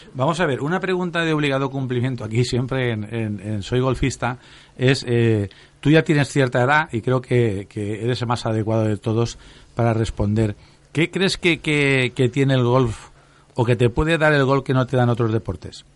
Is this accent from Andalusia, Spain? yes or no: no; Valencian Community, Spain; somos valencianos